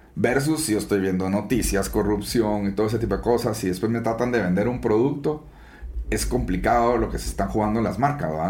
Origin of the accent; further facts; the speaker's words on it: Guatemala; soy guatemalteco 100%